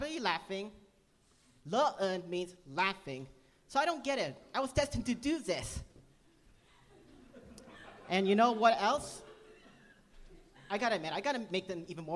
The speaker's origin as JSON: {"language": "English", "town": "San Jose", "region": "California", "country": "United States", "tie": "born or raised there", "said": "I was raised in San Jose, but I go to UCSB"}